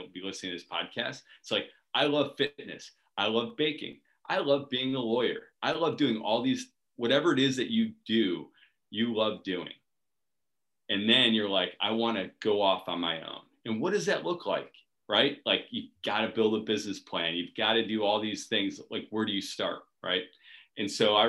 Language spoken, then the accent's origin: English; Cleveland, Ohio, United States; moved away as an adult; now in Washington, D.C., United States; I grew up in Cleveland, Ohio